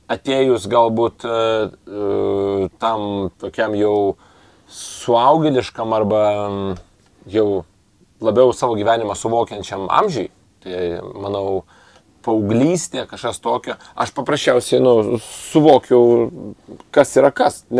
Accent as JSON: {"language": "Lithuanian", "country": "Lithuania", "tie": "born or raised there", "said": "gavau pasą dėl to gimimo Lietuvoje."}